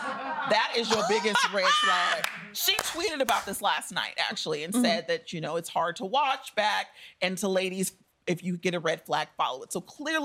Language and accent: English; the Bay Area, California, United States; I'm from the Bay.